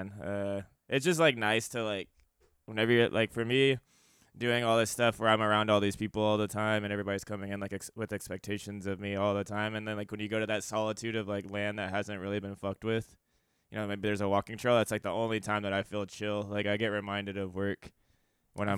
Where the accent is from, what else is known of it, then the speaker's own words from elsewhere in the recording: Lawton, Oklahoma, United States; moved away; also born or lived in Atlanta, Georgia; I was actually born in a small town called Lawton, Oklahoma